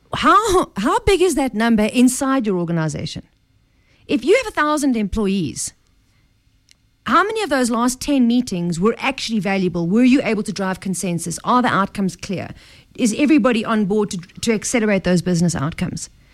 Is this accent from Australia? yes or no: no; South Africa; I'm South African